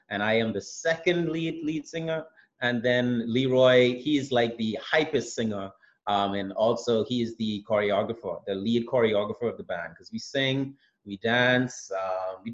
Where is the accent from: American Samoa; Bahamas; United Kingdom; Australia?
Bahamas; I'm from the Bahamas